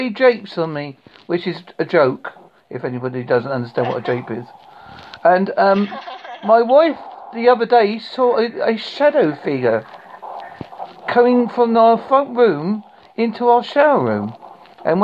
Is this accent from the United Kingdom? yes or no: yes; Essex, East of England, United Kingdom; accent: Essex, Devon; now in Devon, United Kingdom; I'm from Essex originally, and I live in Devon now.